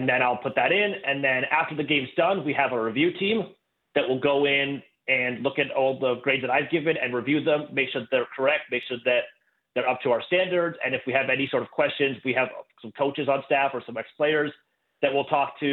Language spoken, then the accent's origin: English; Kingston, Ontario, Canada; also born or lived in Ottawa; I'm from Canada. Grew up in Kingston, went to school in Ottawa